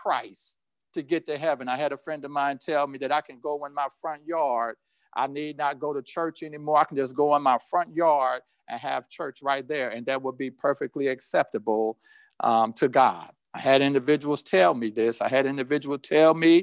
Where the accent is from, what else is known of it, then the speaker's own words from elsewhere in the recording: Indianapolis, Indiana, United States; as a child growing up in Indianapolis